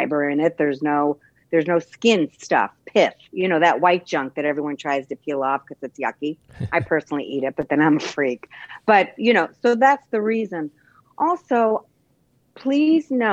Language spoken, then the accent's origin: English; Bay Shore, New York, United States; moved away; I'm originally from New Long Island, too, Bayshore, New York